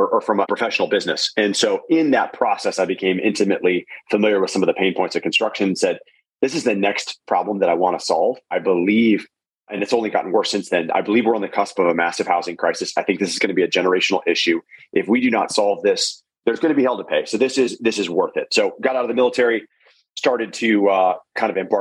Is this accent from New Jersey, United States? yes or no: no; Arizona, United States; moved away as an adult; also born or lived in Stanford, California; now in San Diego, United States; I grew up in Arizona, loved playing sports, loved school